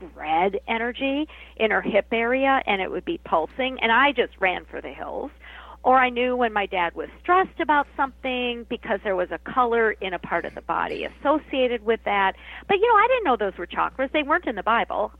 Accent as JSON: {"language": "English", "region": "Minnesota", "country": "United States", "said": "I'm from Minnesota, but we're all Norwegians here"}